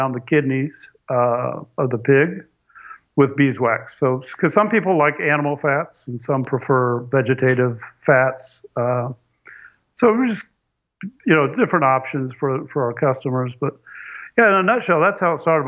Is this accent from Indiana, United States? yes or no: yes; Indianapolis, Indiana, United States; moved away as an adult; also born or lived in South Florida; now in DeLand, United States; Originally, I'm from Indianapolis.